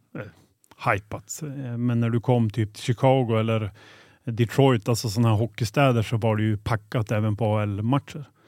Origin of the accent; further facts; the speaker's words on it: Boliden, Västerbotten County, Sweden; also born or lived in Skellefteå; född och uppvuxen i Boliden. Det är ungefär 2,8 mil från Skellefteå